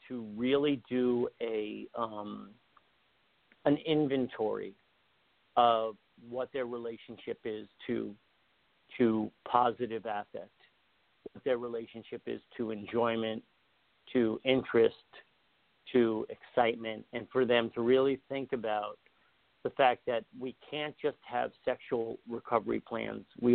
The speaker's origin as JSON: {"language": "English", "area": "Long Island", "region": "New York", "country": "United States", "tie": "born or raised there", "said": "I was raised on Long Island. I was raised by the beach"}